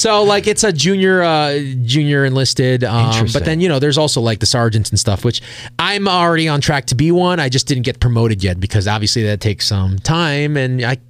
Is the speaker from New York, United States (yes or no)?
yes; New York, United States; moved away as an adult; also born or lived in Rochester, New York / Philadelphia / Los Angeles; I went back to New York, back to my hometown.